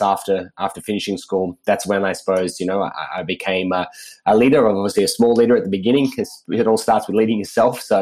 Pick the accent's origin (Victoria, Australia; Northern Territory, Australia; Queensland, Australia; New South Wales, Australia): New South Wales, Australia; Sydney; I grew up in Sydney, Australia